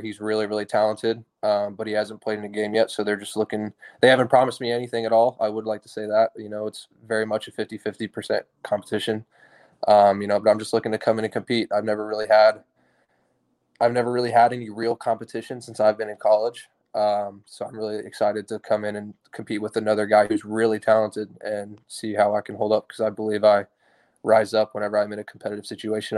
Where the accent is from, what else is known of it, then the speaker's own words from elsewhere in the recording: Tulsa, Oklahoma, United States; moved away as an adult; I grew up in Tulsa, Oklahoma